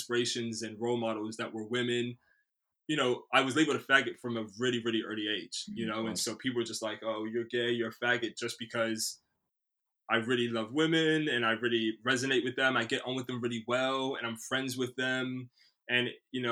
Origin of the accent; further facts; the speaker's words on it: United States; now in Bristol, United Kingdom; I grew up in the States in the early 90s